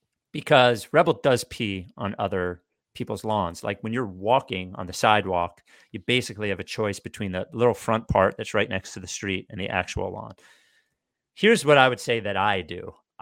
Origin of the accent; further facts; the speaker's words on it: Jackson, Mississippi, United States; I grew up in Jackson, Mississippi, where as early as I can remember, I was devastated that my state didn't have a professional sports team.